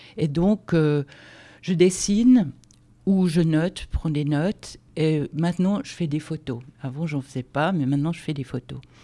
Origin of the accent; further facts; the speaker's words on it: Switzerland; moved away as an adult; also born or lived in Lausanne; now in France; je suis d'origine euh, suisse, avec un père suédois